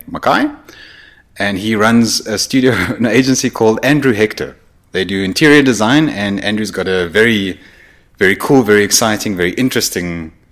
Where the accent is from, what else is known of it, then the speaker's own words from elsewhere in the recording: South Africa; Because we're South African